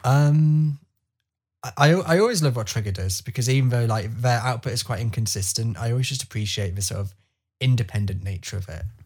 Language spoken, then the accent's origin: English; England, United Kingdom; I can sit here now as an English person